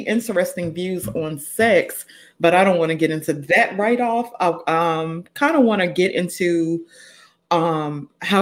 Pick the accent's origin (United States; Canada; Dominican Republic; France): United States; Greenwood, Mississippi; I'm from Greenwood, so I'm a Delta bro.